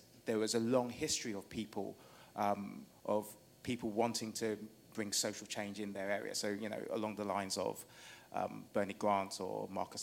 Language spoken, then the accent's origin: English; London, United Kingdom; I was brought up in King's Cross on the housing estate there